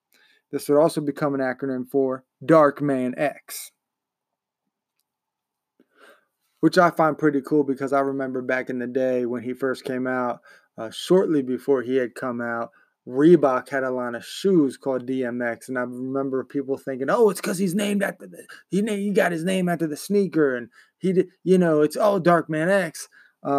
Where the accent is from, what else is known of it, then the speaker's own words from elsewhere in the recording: Baltimore, Maryland, United States; My hometown, if you will.